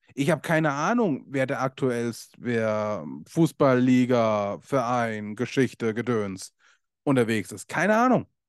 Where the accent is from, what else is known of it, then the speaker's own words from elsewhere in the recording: Germany; bei uns in Deutschland